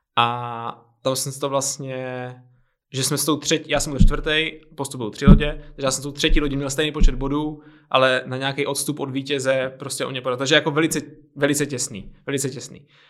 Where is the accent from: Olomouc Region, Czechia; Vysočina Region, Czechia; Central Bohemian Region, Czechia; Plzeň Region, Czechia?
Olomouc Region, Czechia; Olomouc; now in Prague, Czechia; pocházím z Olomouce